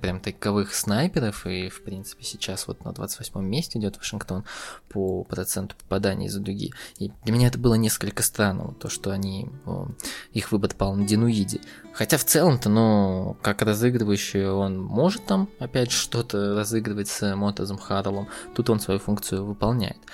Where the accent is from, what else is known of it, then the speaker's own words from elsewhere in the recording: Russia; я россиянин